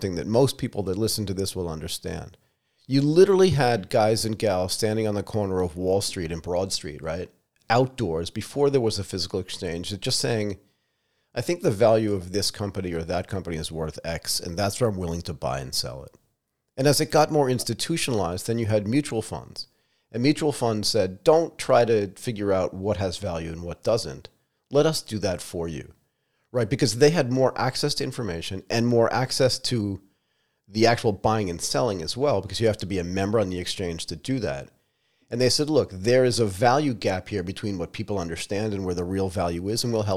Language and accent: English; United States; moved away as an adult; also born or lived in Connecticut / Pennsylvania / Asia; I grew up in Connecticut and Pennsylvania